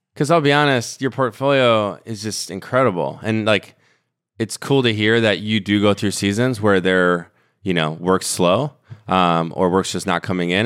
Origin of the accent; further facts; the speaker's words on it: Minnesota, United States; I grew up in Minnesota